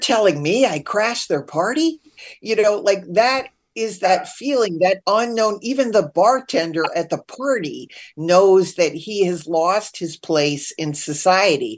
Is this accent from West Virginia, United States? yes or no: no; Connecticut, United States; growing up in Connecticut